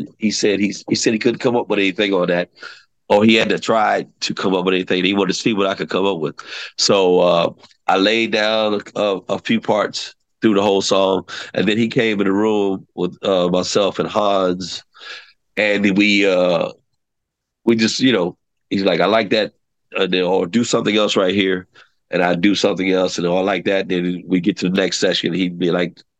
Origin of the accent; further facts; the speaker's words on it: Washington, District of Columbia, United States; my hometown in D.C.